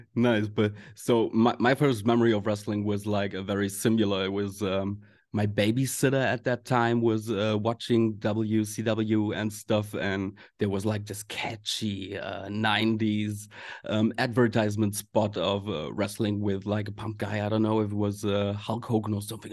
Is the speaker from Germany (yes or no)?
yes; Germany; we Germans